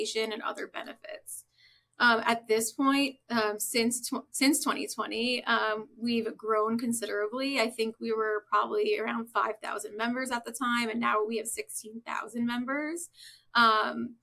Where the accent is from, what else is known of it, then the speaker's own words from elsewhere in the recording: Long Island, New York, United States; So I'm originally from New York, grew up on Long Island